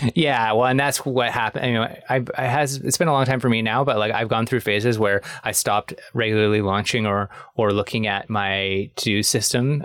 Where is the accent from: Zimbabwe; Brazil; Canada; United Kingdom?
Canada; I'm Canadian.